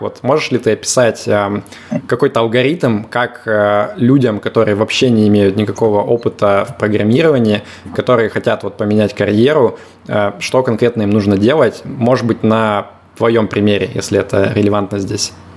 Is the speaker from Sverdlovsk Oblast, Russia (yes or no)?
yes; Yekaterinburg, Sverdlovsk Oblast, Russia; moved away as an adult; now in Limassol, Cyprus; я тоже из Екатеринбурга